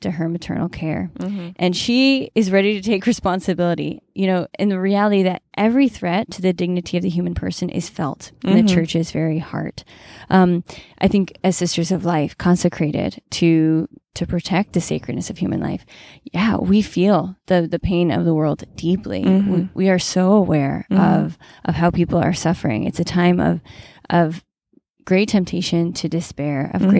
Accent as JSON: {"language": "English", "region": "New England", "country": "United States", "tie": "born or raised there", "said": "growing up in New England, I was exposed to Robert Frost quite a bit."}